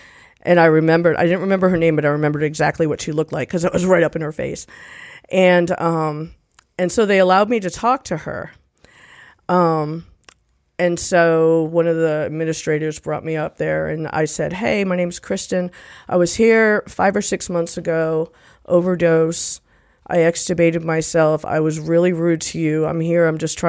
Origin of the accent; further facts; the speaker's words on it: Nashville, Tennessee, United States; I'm a physician assistant. I'm from Nashville.